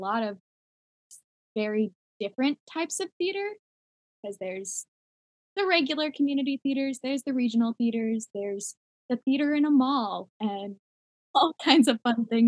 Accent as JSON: {"language": "English", "region": "California", "country": "United States", "also_born_or_lived": "Los Angeles, United States", "moved": "as an adult", "lives_now": "Orlando, United States", "said": "I am from California originally, but not the exciting part of California, the middle of nowhere California"}